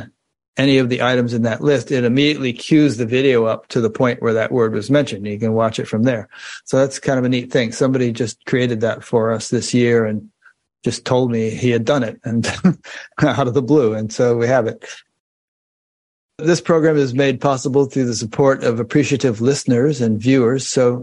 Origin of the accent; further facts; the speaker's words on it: Connecticut, United States; where I grew up in Connecticut